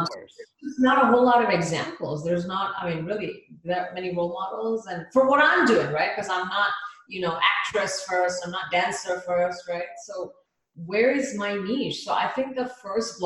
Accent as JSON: {"language": "English", "country": "India", "tie": "born or raised there", "moved": "yes", "lives_now": "United States", "said": "from India, born, you know, like born and raised in India"}